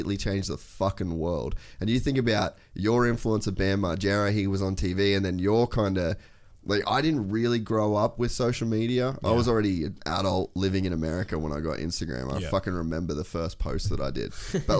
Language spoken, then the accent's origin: English; Cairns, Queensland, Australia; moved away; growing up in Cairns